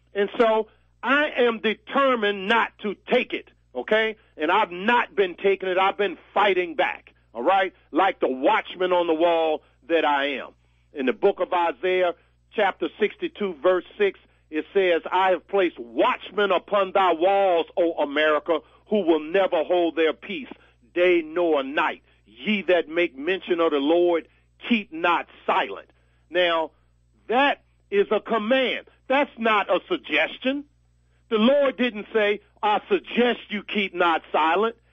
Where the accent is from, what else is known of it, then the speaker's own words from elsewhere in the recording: Virginia, United States; my home state of Virginia